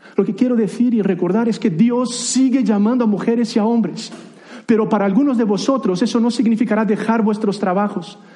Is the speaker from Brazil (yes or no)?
yes; Brazil; first language Portuguese; Spanish is a second language; moved away as an adult; also born or lived in United Kingdom / Spain; now in Granada, Spain; soy brasileño de nacimiento